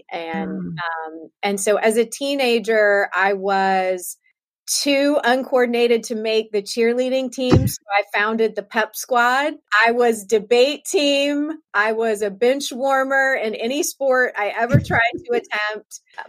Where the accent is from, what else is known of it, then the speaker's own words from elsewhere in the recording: Southern United States, United States; I was raised in the South of the United States.